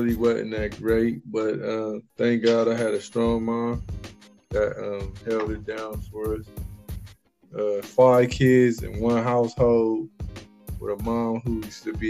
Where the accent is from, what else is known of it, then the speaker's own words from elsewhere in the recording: Columbus, Ohio, United States; born and raised in Columbus, Ohio